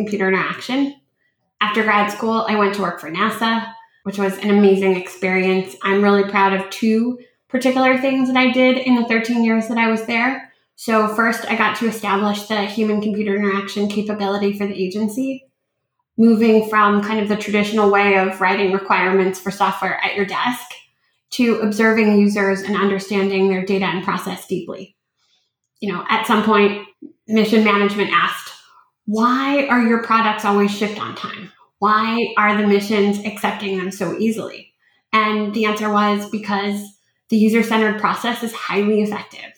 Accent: Los Angeles, California, United States; also born or lived in Ukraine; I grew up

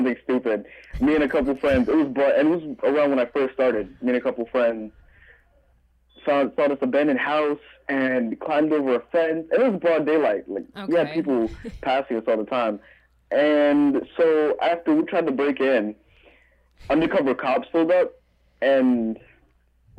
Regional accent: New York City, New York, United States; also born or lived in North Carolina; Yeah, I grew up here.

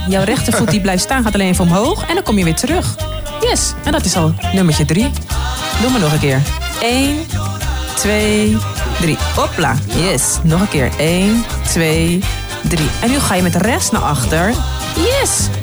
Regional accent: Haarlem, North Holland, Netherlands; Ik ben dus geboren getogen in Haarlem

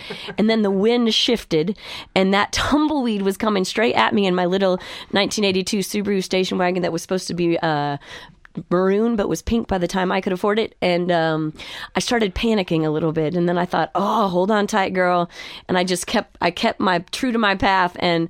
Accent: Austin, Texas, United States; Speaking of West Texas, I grew up in Austin, Texas.

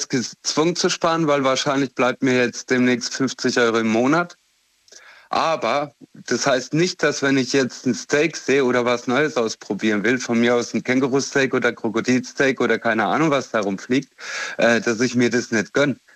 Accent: Romania; born there; ich komme selber aus Rumänien ursprünglich, also bin dort zumindest geboren, sonst habe ich nichts damit zu tun und ich habe dort die Armut erlebt.

